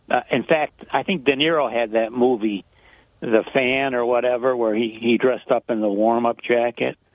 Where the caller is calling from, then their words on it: Binghamton, New York, United States; Hi, James. … from Binghamton.